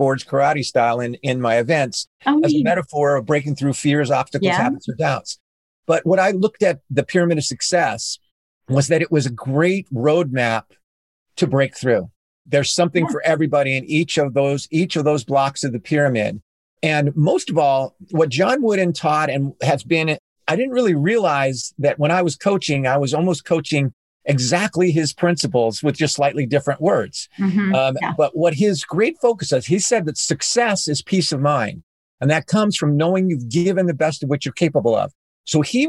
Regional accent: Southern California, United States; I grew up in Southern California

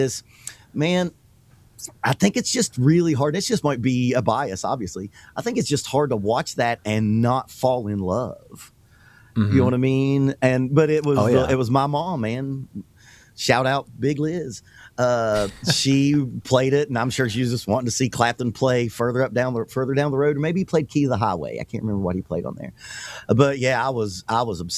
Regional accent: the South, United States; I'm a drummer and I'm from the South

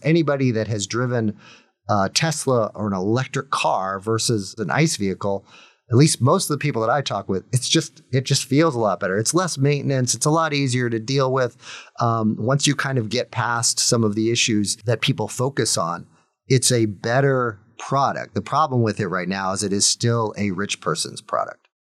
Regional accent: United States; as an American

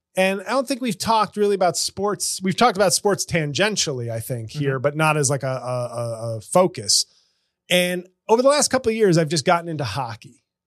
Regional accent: New York, United States; as a New Yorker, my uncle was a long suffering Rangers fan.

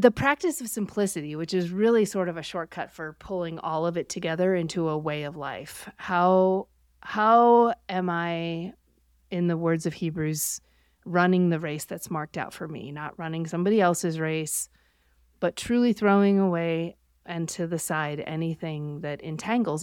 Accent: Buffalo, New York, United States; I grew up near Buffalo, New York

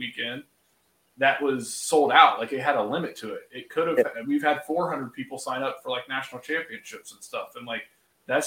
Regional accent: Laurelville, Ohio, United States; I grew up in the Hocking County in the Hocking Hills of Ohio, like Salt Creek, like you mentioned the town Lorville, that's where I went to elementary school

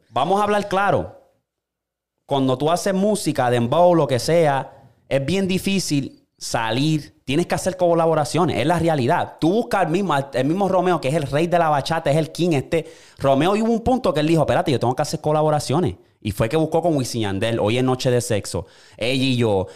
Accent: Puerto Rico; now in United States; nosotros, como boricua

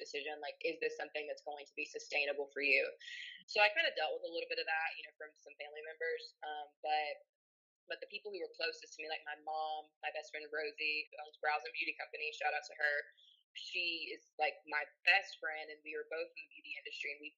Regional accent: Campbellsville, Kentucky, United States; I am from Campbellsville, Kentucky. Basically, I grew up in a really small town my whole life

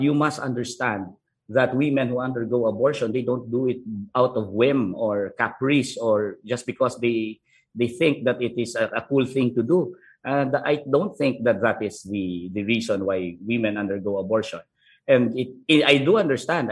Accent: Philippines; I was born in Negros.

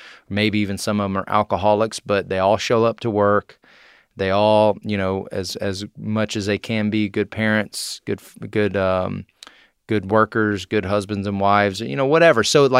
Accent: College Station, Texas, United States; I am from Texas. I grew up in a place called Bryan College Station. Nobody knows what Bryan is, so we just say College Station.

